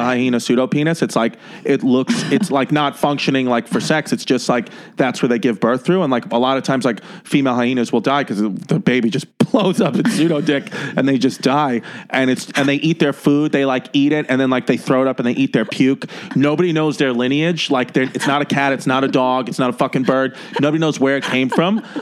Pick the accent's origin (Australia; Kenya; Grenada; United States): United States; New York City, New York; I was born and raised in um, Ridgewood, New York, which is on the Brooklyn Queens borderline